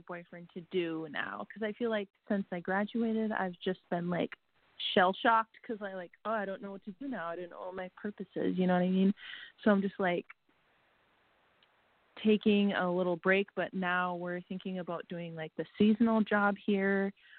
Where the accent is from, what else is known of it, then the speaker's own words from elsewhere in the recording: Minnesota, United States; I'm from Minnesota.